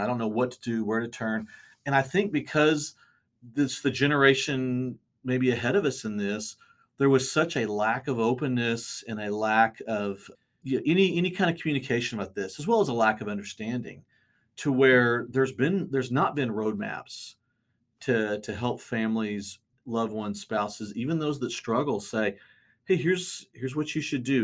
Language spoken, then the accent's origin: English; Bartlesville, Oklahoma, United States; growing up in Bartlesville, we went to the same high school, graduated the same year